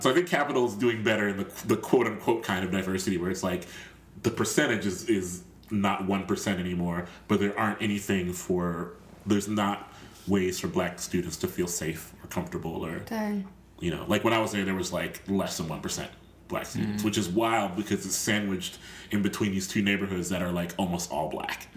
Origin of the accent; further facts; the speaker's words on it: Columbus, Ohio, United States; I'm from Columbus, Ohio